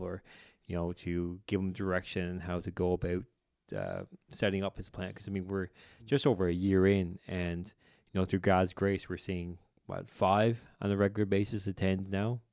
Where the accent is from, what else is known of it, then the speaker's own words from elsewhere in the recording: Newfoundland and Labrador, Canada; I'm from here, but they'll know very quickly I'm from the Bay